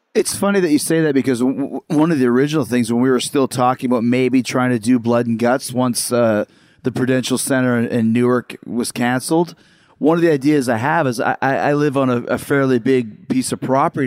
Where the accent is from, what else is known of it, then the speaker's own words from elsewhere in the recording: Winnipeg, Manitoba, Canada; I grew up in Winnipeg